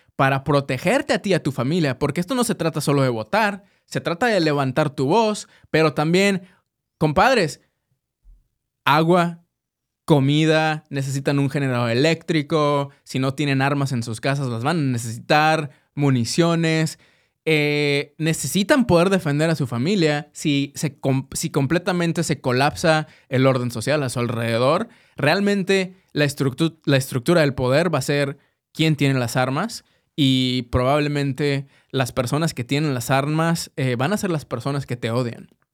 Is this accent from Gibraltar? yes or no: no; Mexico; now in United States; como mexicanos